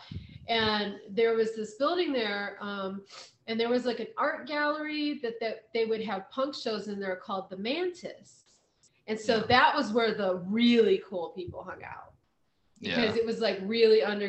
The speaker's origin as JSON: {"language": "English", "town": "Kent", "region": "Ohio", "country": "United States", "tie": "born or raised there", "said": "I grew up near Kent, Ohio"}